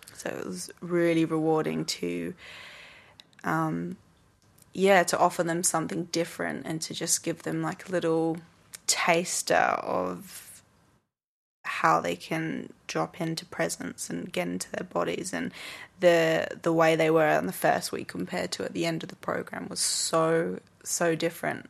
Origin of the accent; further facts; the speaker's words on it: England, United Kingdom; moved away as an adult; now in Australia; I came from, I'm English and back in the U K